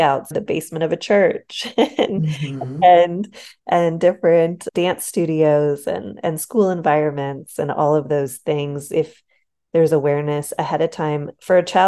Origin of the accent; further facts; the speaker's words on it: Pittsburgh, Pennsylvania, United States; I grew up in Pittsburgh, Pennsylvania